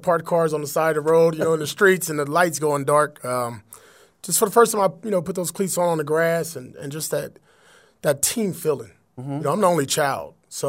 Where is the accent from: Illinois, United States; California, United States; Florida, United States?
California, United States; Compton; growing up in Compton